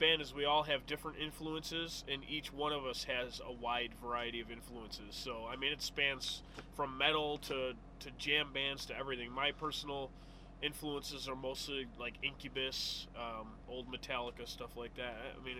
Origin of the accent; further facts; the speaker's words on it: New York City, New York, United States; moved away as an adult; now in Bartow, United States; We're from Queens, New York. That's where the band's from. Nowadays, partially out of Florida, Orlando, Florida, like Bartow area.